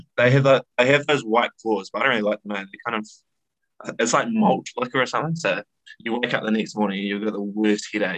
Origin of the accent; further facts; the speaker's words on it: New Zealand; moved away as an adult; now in Boston, United States; as a New Zealander, you grow up watching all the movies